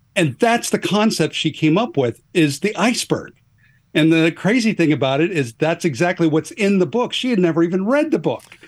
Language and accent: English; Northwest Oregon, United States; moved away as an adult; now in Atlanta, United States; even though I live, uh, n, near Atlanta, uh, I grew up in the Pacific Northwest. Uh, I'm a, a Northwest Oregon kind of guy